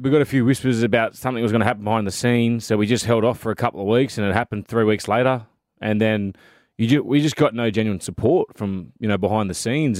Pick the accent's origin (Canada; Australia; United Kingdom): Australia; Sydney, New South Wales; I was gr-, born and bred in Leichhardt.